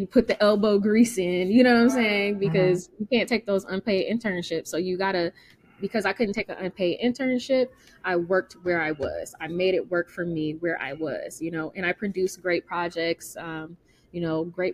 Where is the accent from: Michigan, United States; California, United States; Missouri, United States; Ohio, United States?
Michigan, United States; now in Chicago, United States; I'm from Michigan. I'm from a little small college town. I came here to Chicago